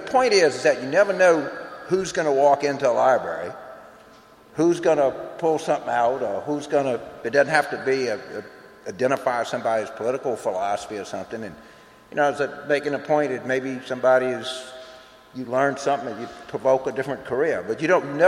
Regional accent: rural South Louisiana, United States; When I grew up in rural South Louisiana in the 50s

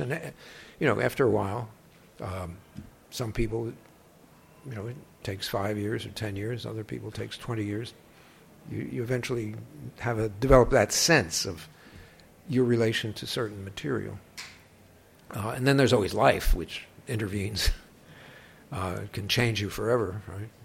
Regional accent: Perth Amboy, New Jersey, United States; the beach at Perth Amboy, which is my hometown, Perth Amboy, New Jersey

